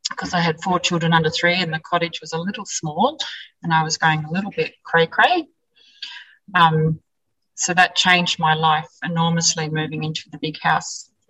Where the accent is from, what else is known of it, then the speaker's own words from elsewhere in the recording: Wellington, New Zealand; I was uh, born and bred in Wellington, grew up with Norm.